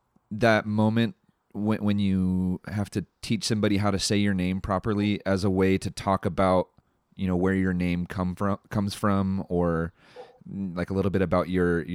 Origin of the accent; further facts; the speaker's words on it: California, United States; I'm from California.